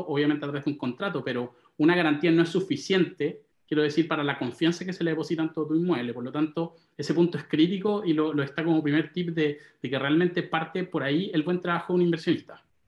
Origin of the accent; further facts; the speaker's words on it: Santiago, Santiago Metropolitan Region, Chile; Me crié en Santiago, en La Reina. Pasé toda mi adolescencia, mi niñez en La Reina